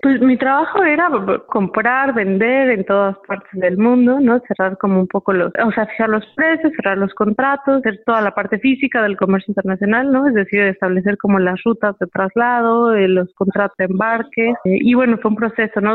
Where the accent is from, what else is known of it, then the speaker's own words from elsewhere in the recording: Morelia, Michoacán, Mexico; Viviendo en, México y creciendo en Morelia sobre todo.